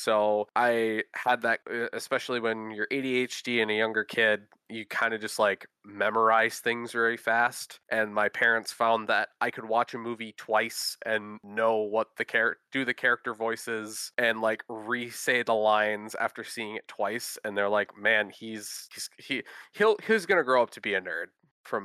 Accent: Minnesota, United States; accent: Midwestern; that Midwestern geek. Same thing, born and raised in Minnesota. I'm that don't you know boy that you could kind of affiliate with Minnesota, Minnesota guys. But I actually grew up in the same area as Holly.

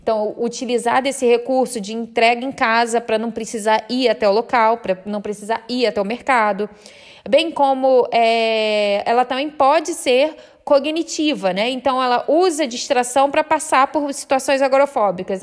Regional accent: Rio de Janeiro, Brazil; Eu sou do Rio de Janeiro

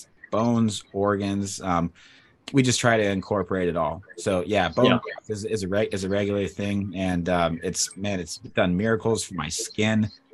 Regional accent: Montana, United States; I grew up in Montana. I got no prop, on a cattle ranch.

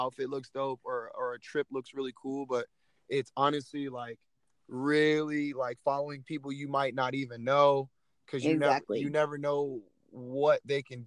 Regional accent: Phoenix, Arizona, United States; my hometown of Phoenix, Arizona

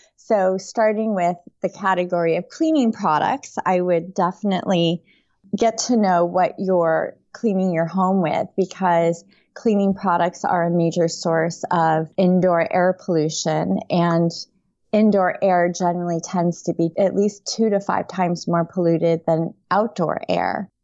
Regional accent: upstate New York, United States; also born or lived in Taipei, Taiwan; I grew up in upstate New York.

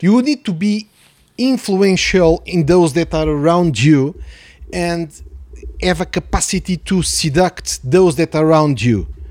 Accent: Mozambique; moved away; also born or lived in Portugal; I was born in Mozambique

